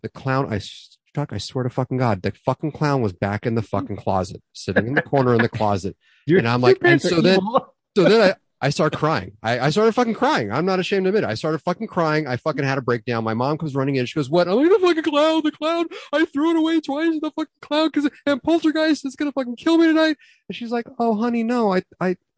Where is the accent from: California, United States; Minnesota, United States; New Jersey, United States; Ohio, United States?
California, United States; Los Angeles; we moved houses and we moved from Van Nuys because Van Nuys was going to shit, moved into the Northridge